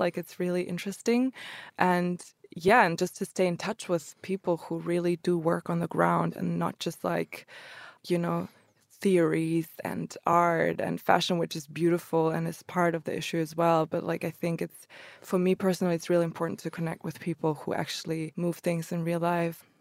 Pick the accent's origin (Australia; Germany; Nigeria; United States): Germany; also born or lived in Croatia; I grew up in Germany though, since they immigrated to Germany